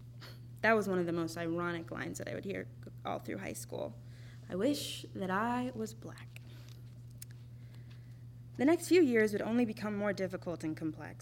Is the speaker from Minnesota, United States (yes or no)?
yes; Minnesota, United States; also born or lived in Texas / Montana; back to my home state in 2015, where I would eventually settle down in Minneapolis